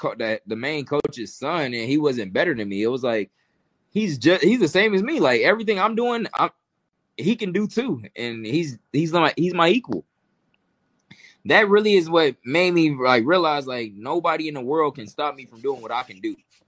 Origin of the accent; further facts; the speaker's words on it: Atlanta, Georgia, United States; And I was from Atlanta. I'm from the South. I'm a country boy compared to them.